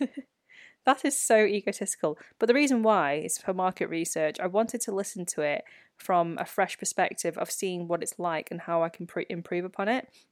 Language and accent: English; United Kingdom; first language Chinese; English is a second language; life as a British-born Chinese person